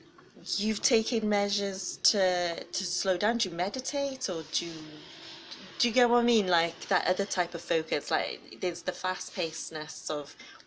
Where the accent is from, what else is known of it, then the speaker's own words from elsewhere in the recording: Wales, United Kingdom; I'm from Wales